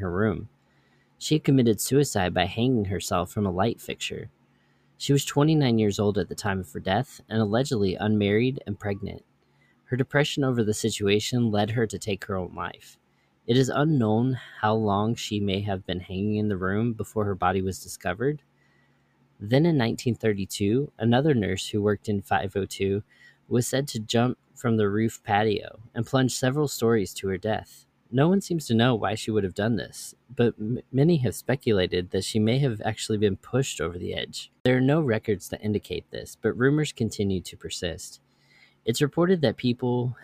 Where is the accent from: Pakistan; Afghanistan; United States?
United States; Louisville, Kentucky; my hometown, or near my hometown, of Louisville, Kentucky